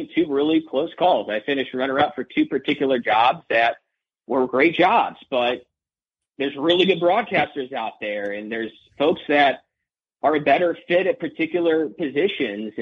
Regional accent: Midwest, United States; moved away as an adult; now in Las Cruces, United States; I come from the Midwest

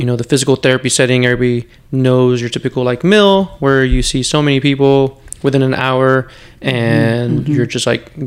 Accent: Presidio, Texas, United States; moved away as an adult; also born or lived in El Paso, Texas / Los Angeles; now in San Antonio, United States; I'm from West Texas, kind of a small border town as well, Presidio, Texas

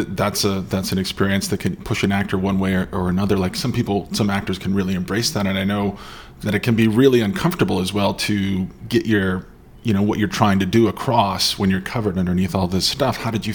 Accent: East Coast, United States; also born or lived in New York; Yeah, I'm from the East Coast where, you know, like, I lived in New York for a long time. I bumped my head everywhere.

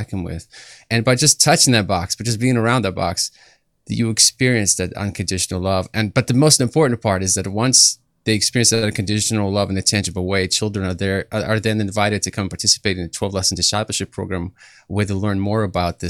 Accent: Kyiv, Ukraine; now in United States; I come from Kiev, Ukraine. I grew up in a persecuted family.

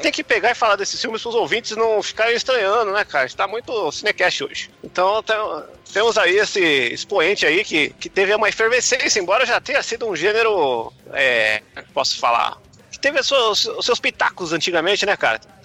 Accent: Brazil; a gente é do Brasil

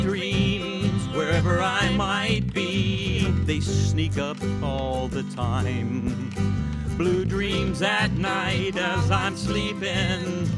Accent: Bloomington, Indiana, United States; We're from Bloomington. We grew up in Bloomington

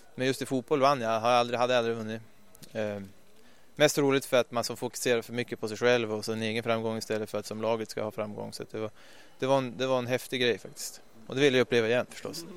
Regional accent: Ljusvattnet, Västerbotten County, Sweden; moved away as an adult; also born or lived in Skellefteå / Stockholm; jag kom ju som sagt från Norrland, en liten ort där uppe i Ljusvattnet som... Jag gick i och för sig skola i Skellefteå

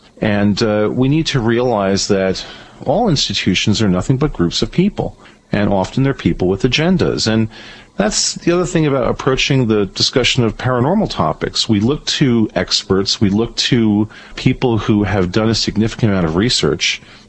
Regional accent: Venezuela; growing up in Venezuela gave me a real appreciation for the good aspects of my country, the United States, and the bad aspects of it.

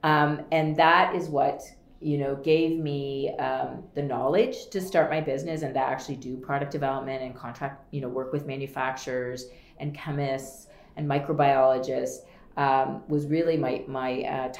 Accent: Wellesley, Ontario, Canada; I grew up in a small town called Wellesley, Ontario

